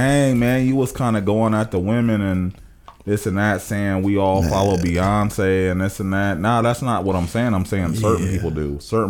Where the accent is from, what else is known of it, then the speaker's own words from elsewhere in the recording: Springfield, Ohio, United States; moved away as an adult; now in Cleveland, United States; I grew up in Springfield. I'm from Springfield. I'm Springfield to the heart.